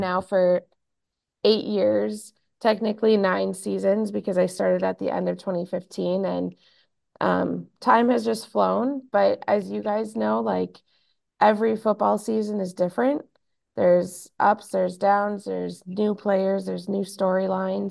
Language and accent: English; Minnesota, United States; I am born and raised in Minnesota